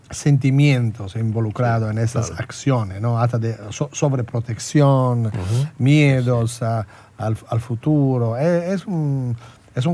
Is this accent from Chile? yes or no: no; Italy; now in Argentina; de donde yo vengo, de Italia